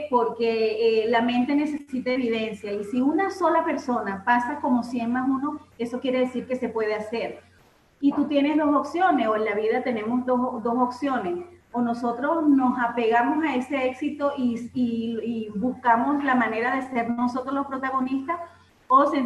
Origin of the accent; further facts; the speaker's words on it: Caracas, Capital District, Venezuela; somos de Caracas, Venezuela.